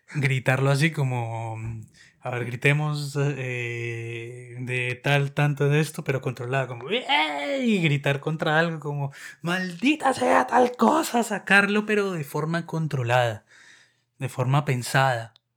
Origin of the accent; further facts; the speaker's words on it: Colombia; now in Moscow, Russia; Soy un colombiano que vive en Moscú desde hace muchos años